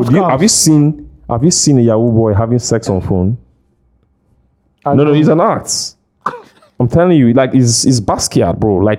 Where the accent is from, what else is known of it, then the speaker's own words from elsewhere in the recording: Delta, Nigeria; moved away; I come from Delta State